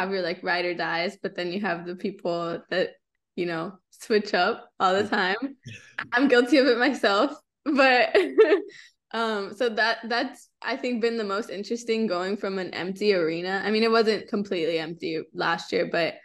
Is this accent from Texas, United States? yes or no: yes; the Valley, Texas, United States; also born or lived in San Antonio; I grew up in the Valley